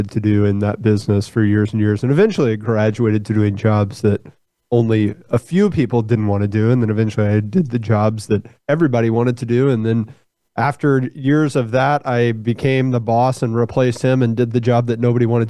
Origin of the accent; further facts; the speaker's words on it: Fort Worth, Texas, United States; I'm from Fort Worth, born and raised in Fort Worth. That's where I'm sitting right now.